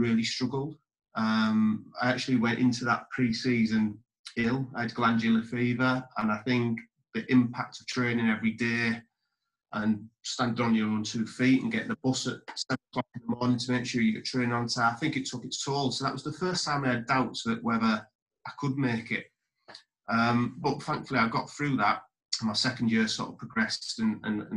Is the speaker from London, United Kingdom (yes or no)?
no; Redcar, North East England, United Kingdom; also born or lived in Marske-by-the-Sea; I was sort of born and brought up in the Middlesbrough area in a place called Mask and then Redcar.